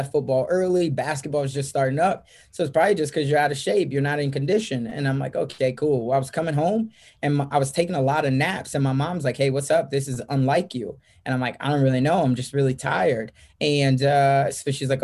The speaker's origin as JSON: {"language": "English", "town": "Chicago", "region": "Illinois", "country": "United States", "tie": "born or raised there", "moved": "as an adult", "lives_now": "Omaha, United States", "said": "I'm originally from Chicago, South Side. I'm an inner city kid, raised by a single mom"}